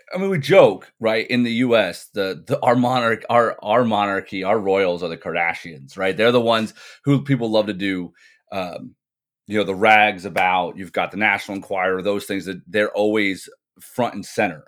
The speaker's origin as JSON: {"language": "English", "region": "England", "country": "United Kingdom", "tie": "born or raised there", "said": "I grew up in England. I went to high school here"}